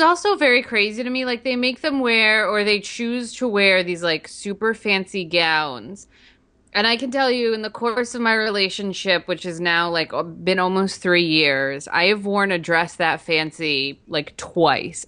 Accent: New Jersey, United States; I'm from New Jersey

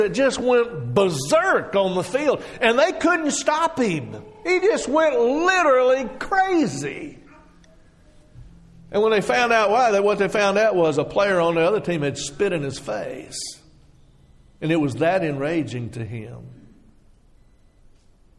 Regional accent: Texas, United States; moved away; I grew up in Texas

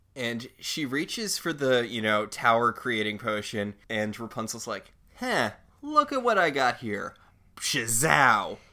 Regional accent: Northeast, United States; I grew up in the Northeast

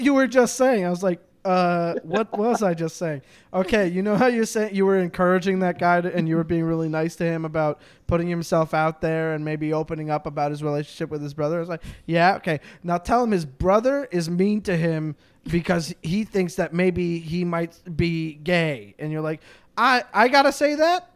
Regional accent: Canada; I'm a Canadian

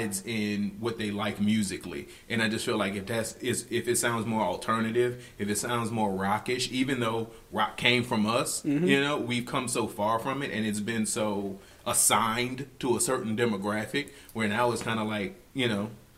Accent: New Orleans, Louisiana, United States; I'm from New Orleans

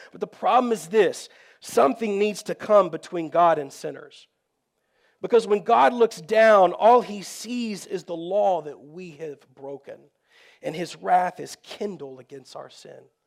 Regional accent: Texas, United States; I grew up in Texas

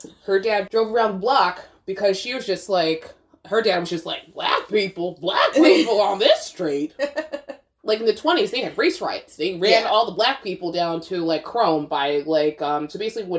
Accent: Carteret, New Jersey, United States; I grew up in Carteret, New Jersey

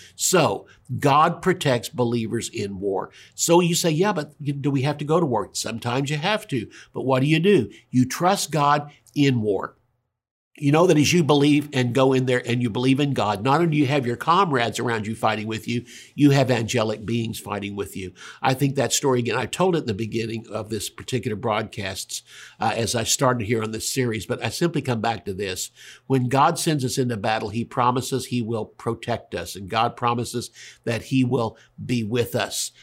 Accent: Tulsa, Oklahoma, United States; also born or lived in California; if I was born in Tulsa

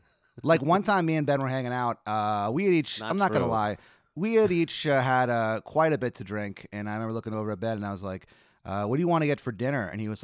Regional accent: El Salvador; I'm from El Salvador.

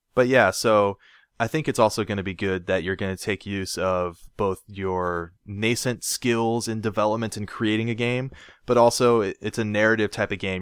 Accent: Portland, Oregon, United States; I was born in, in Northwest Portland.

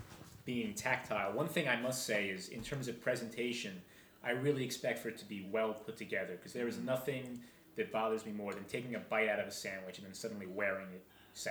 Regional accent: New Jersey, United States; we're both from New Jersey.

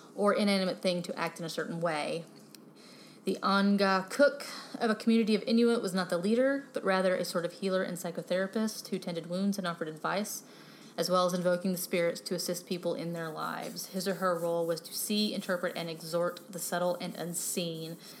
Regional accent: Texas, United States; moved away; also born or lived in Pennsylvania; I'm from Texas

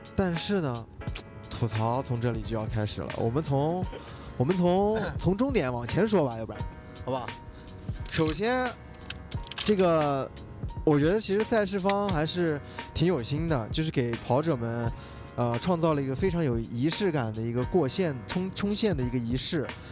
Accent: Xinjiang, China; 我作为一个新疆人

